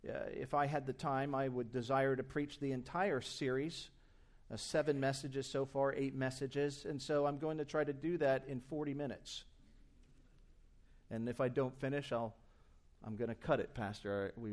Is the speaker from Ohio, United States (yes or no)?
no; New Jersey, United States; maybe back to my home state in New Jersey. Will someone not go to my people in New Jersey while I labor in the United Kingdom?